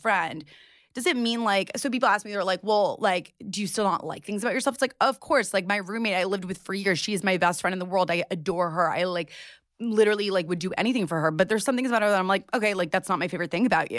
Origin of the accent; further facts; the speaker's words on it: New York City, New York, United States; I grew up in New York City